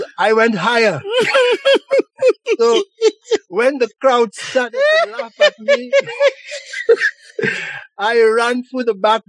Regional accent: St. Lucia; now in Montreal, Canada; growing up in St. Lucia

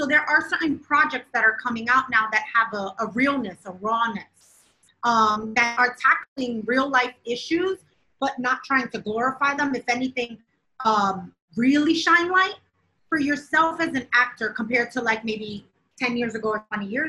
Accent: New York City, New York, United States; I grew up in New York City, so I know coño

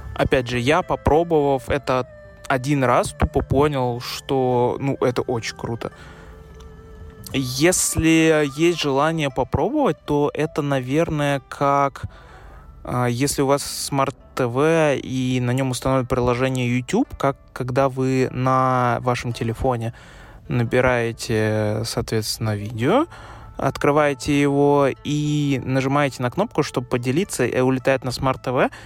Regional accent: Russia; Я, как человек из России

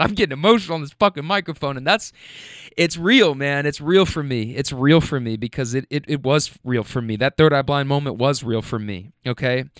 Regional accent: Louisville, Kentucky, United States; moved away as an adult; also born or lived in Bay Area, California; I'm from Louisville, Kentucky

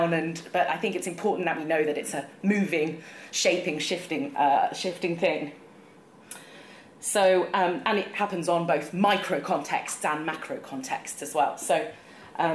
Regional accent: England, United Kingdom; I'm from a northern post-industrial town like Ben

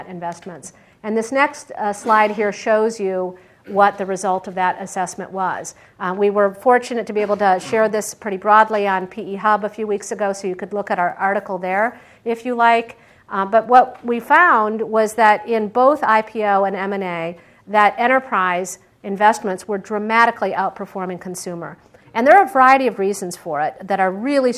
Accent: Michigan, United States; also born or lived in Pittsburgh, Pennsylvania; now in Silicon Valley, United States; I grew up in Michigan.

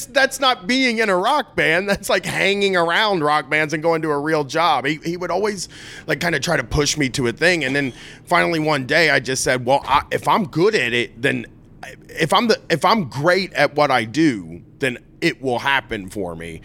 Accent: Columbus, Ohio, United States; moved away; we grew up in Ohio

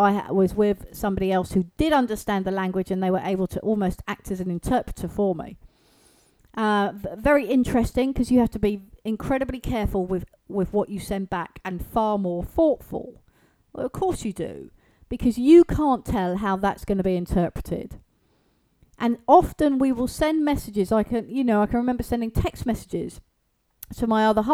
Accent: England, United Kingdom; here in the UK

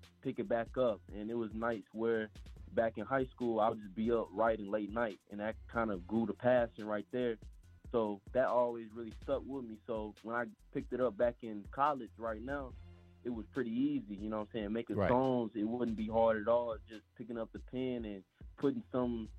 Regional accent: Memphis, Tennessee, United States; I'm from Memphis, Tennessee

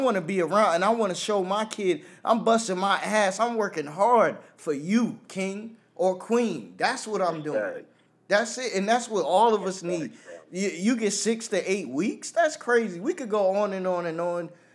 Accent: New York, United States; I'm a New Yorker

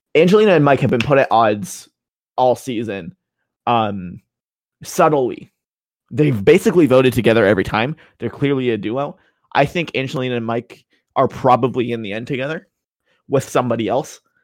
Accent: Canada; as a Canadian

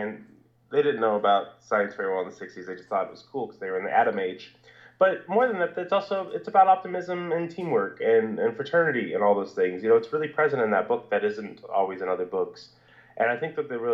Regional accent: Northern California, United States; I grew up in Northern California, not Bay Area, Northern California, where there's pine trees and blackberry bushes and fields

